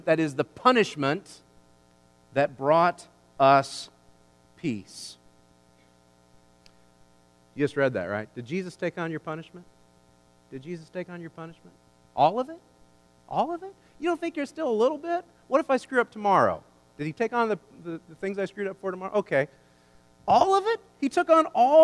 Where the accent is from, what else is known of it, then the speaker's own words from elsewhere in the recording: United States; I'm an American